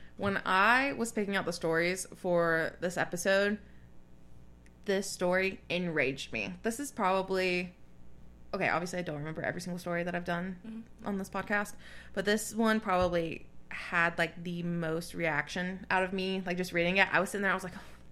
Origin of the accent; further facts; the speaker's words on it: the South, United States; I grew up in the South